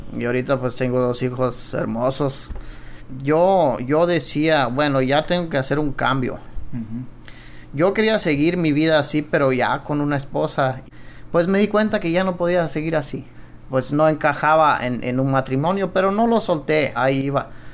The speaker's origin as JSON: {"language": "Spanish", "town": "Cuauhtémoc", "region": "Chihuahua", "country": "Mexico", "tie": "born or raised there", "said": "Yo vengo de Cuauhtémoc, eh, Chihuahua. Es una colonia menonita y Hay algunas colonias pero lo que es más donde yo crecí es en Los Cienes"}